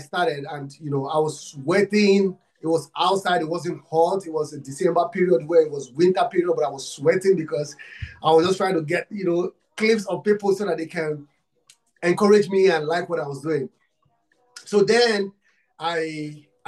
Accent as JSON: {"language": "English", "country": "Nigeria", "said": "I'm from Africa, Nigeria. I'm from Nigeria."}